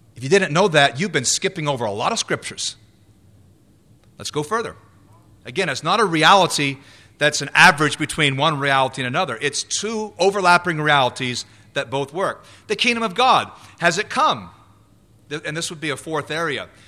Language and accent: English; United States; I was born in the U S. I am an American citizen